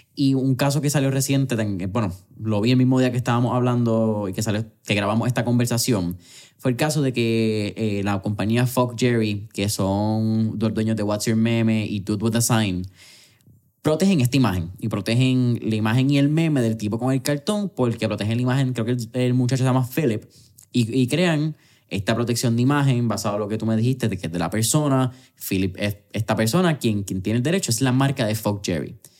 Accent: Puerto Rico

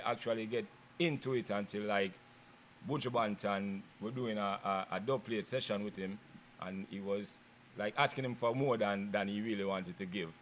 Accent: Kingston, Jamaica; now in United States; I'm from Kingston, Jamaica.

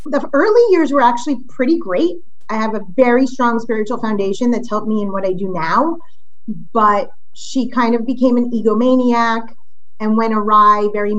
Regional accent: Miami, Florida, United States; also born or lived in Brooklyn, New York; when I was born, they actually bought land in South Florida and built house one next to the other

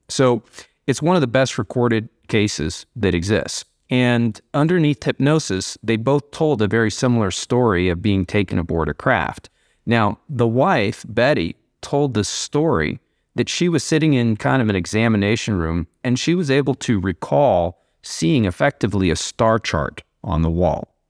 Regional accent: Columbia, Missouri, United States; when we were kids growing up in Missouri and grew up in Columbia, Missouri

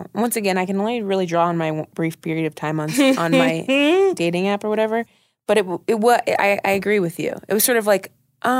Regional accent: Ohio, United States; I grew up in Ohio

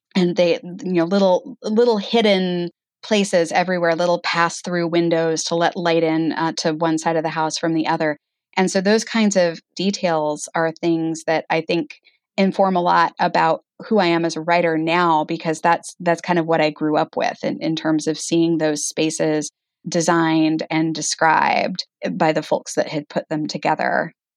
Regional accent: Arizona, United States; moved away as an adult; also born or lived in Page, Arizona / Flagstaff, Arizona; I grew up in Arizona

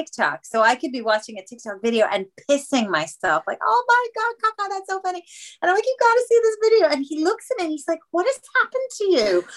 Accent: Israel; moved away as an adult; now in England; I was born in Israel, which maybe is something that not everybody knows. I moved to England when I was 30

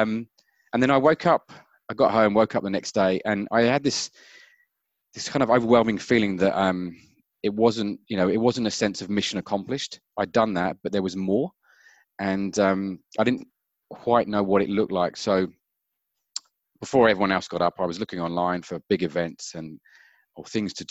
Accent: Brighton, South East England, United Kingdom; moved away as an adult; also born or lived in Auckland / Wellington / Melbourne; now in Cambridge, New Zealand; So I grew up in the UK in a place called Brighton by the sea, and we live in the mighty Waikato in Cambridge.

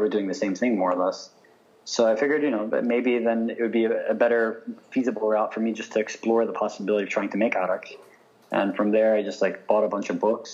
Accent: United States; Growing up in the States, for me, I had a very bicultural upbringing

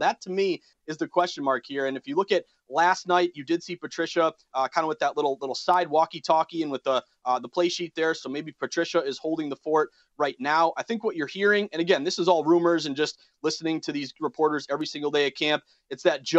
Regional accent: Massachusetts, United States; I was born and raised in Massachusetts.

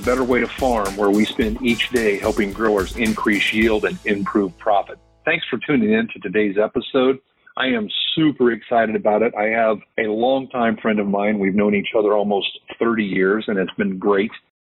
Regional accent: Iowa, United States; We're from Iowa, so we're Hawkeye fans.

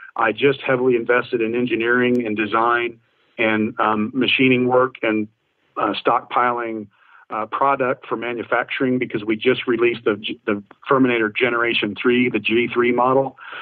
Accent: Indiana, United States; my home state of Indiana

